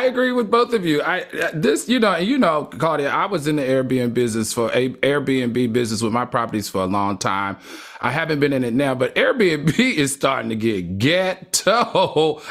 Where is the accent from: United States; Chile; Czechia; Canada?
United States; New York City, New York; I'm from New York City.